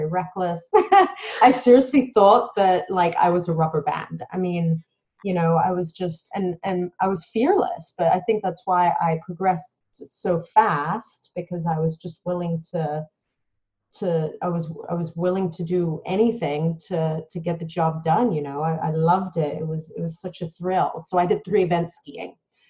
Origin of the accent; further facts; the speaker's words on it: Dubai, United Arab Emirates; I was born in Dubai in the United Arab Emirates.